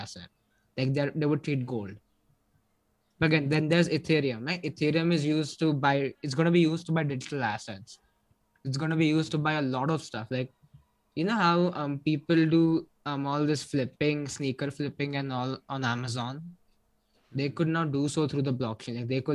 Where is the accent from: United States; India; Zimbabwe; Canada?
India; I'm from India.